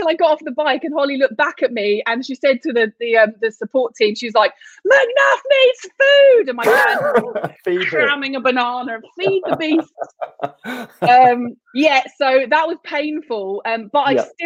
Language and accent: English; London, United Kingdom; I grew up in London and I spent a lot of time on the river rowing